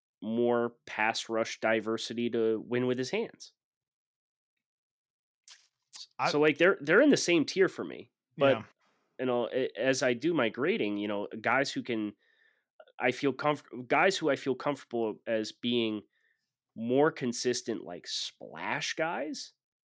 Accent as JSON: {"language": "English", "region": "Northeast", "country": "United States", "said": "I'm just like, oh, sorry, I'm from the Northeast."}